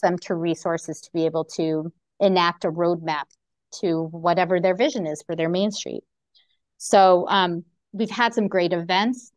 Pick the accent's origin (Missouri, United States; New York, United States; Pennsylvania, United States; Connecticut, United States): Connecticut, United States; born and raised in Connecticut like myself